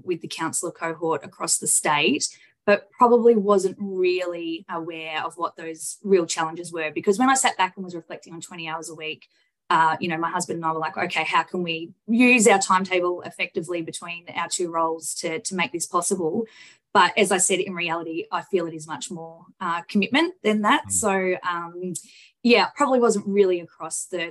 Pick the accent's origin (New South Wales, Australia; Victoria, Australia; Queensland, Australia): Victoria, Australia; Bendigo; also born or lived in Macedon Ranges; From Central Victoria, born and bred in Bendigo